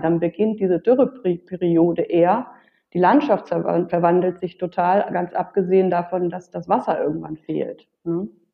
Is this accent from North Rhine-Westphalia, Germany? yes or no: yes; North Rhine-Westphalia, Germany; also born or lived in Berlin; now in Mallorca, Spain; als Kind schon ähm, damals in, in, in meiner Heimat, das ist Westfalen